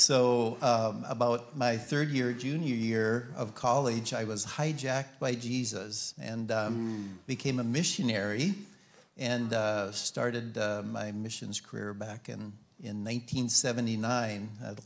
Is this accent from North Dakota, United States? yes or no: yes; Western North Dakota, United States; also born or lived in Montana; So I'm a farm boy. Raised in Western North Dakota